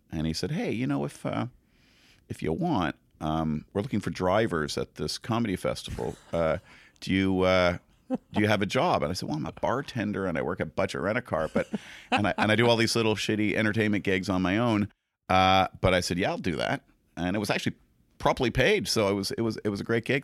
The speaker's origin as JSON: {"language": "English", "town": "Montreal", "region": "Quebec", "country": "Canada", "also_born_or_lived": "New Zealand", "moved": "yes", "said": "I'm from Montreal, and I supposedly speak French"}